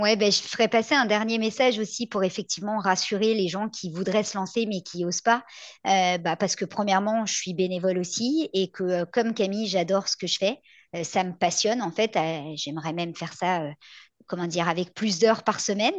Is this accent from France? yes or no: yes; France; now in Quebec, Canada; je viens de France